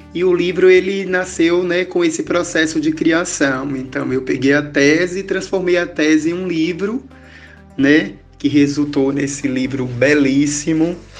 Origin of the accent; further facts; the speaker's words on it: Tucano, Bahia, Brazil; eu sou daqui do sertão de Tucano, né? Daqui dessa cidade baiana.